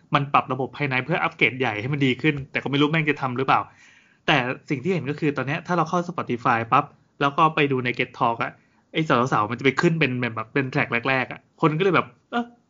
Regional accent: Thailand; เราเป็นคนไทย

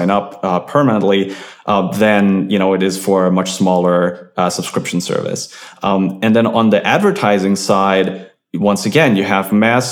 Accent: Germany; moved away; I'm from Germany, we had BTX

